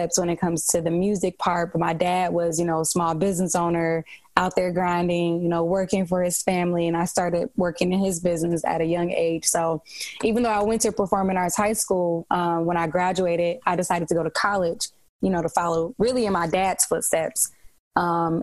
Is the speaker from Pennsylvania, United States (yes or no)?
no; Detroit, Michigan, United States; I'm from Detroit. Grateful to God. Love my city. Born and raised here, right on the east side of Detroit.